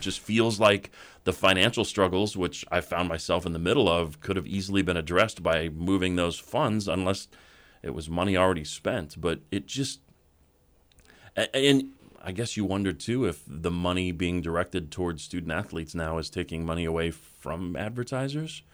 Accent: Boulder, Colorado, United States; a radio station I grew up listening to in Boulder, Colorado

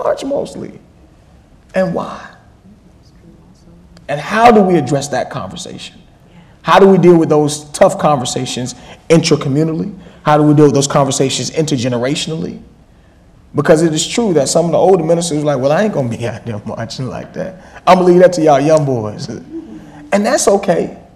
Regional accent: Georgia, United States; now in Boston, United States; I'm from Georgia

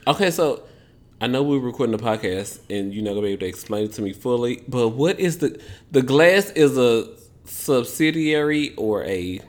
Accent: Memphis, Tennessee, United States; I'm from Memphis, Tennessee, country

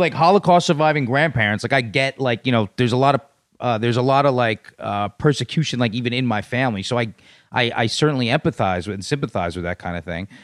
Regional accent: New York City, New York, United States; also born or lived in Los Angeles; born and raised in New York City

